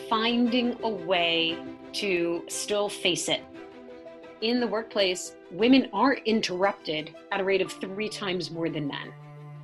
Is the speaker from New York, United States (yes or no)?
yes; New York City, New York, United States; I grew up in Staten Island, New York.